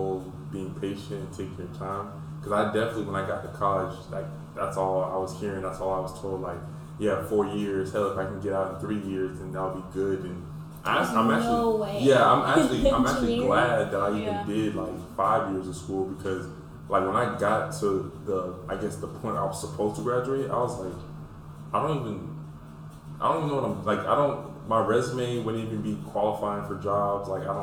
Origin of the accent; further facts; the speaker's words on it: Pensacola, Florida, United States; I'm from Pensacola